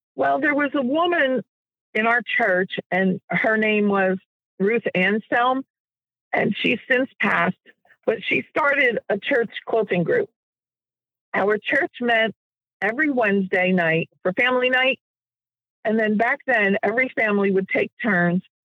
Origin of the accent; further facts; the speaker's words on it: Jersey Shore, New Jersey, United States; moved away; also born or lived in Virginia; I was raised near the Jersey Shore